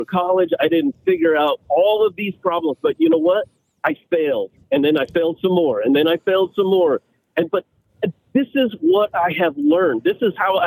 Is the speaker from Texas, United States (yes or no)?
no; Kansas, United States; I'm from Kansas, and you see everything's farms, everything's connected to farms here in Kansas